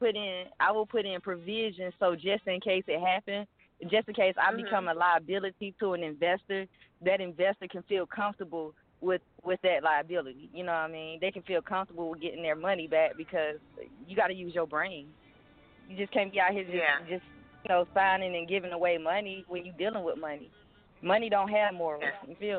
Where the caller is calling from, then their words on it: Atlanta, Georgia, United States; I'm calling from Atlanta.